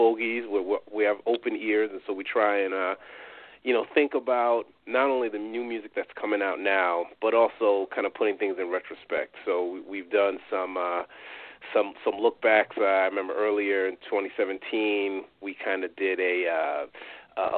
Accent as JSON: {"language": "English", "region": "New York", "country": "United States", "said": "I'm from New York."}